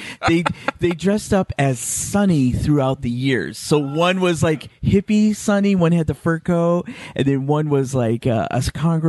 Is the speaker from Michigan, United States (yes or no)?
yes; Grand Rapids, Michigan, United States; also born or lived in Southfield, Michigan; I'm from Grand Rapids, Michigan.